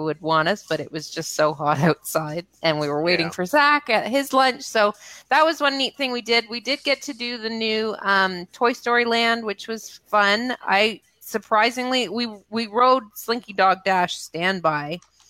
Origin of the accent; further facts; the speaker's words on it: Boston, Massachusetts, United States; I'm from Boston.